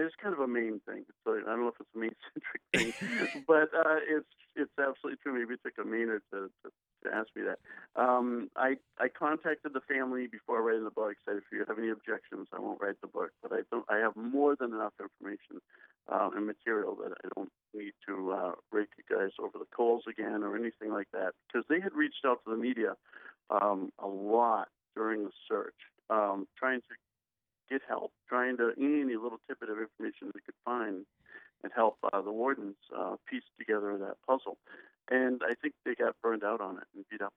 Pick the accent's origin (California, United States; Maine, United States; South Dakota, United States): Maine, United States; Bangor; moved away as an adult; also born or lived in Peru / Wyoming / Arizona; I grew up in Bangor